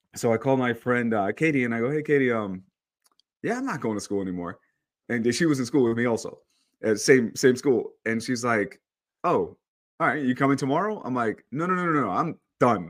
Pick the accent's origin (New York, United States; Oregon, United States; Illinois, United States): New York, United States; moved away as an adult; also born or lived in El Salvador / Long Island, New York; now in California, United States; I grew up in New York, um, but I'm actually, I was born in El Salvador